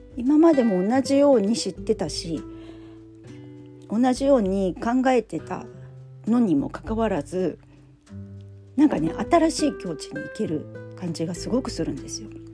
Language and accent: Japanese; Funabashi, Chiba, Japan; 地元千葉からそれも船橋市から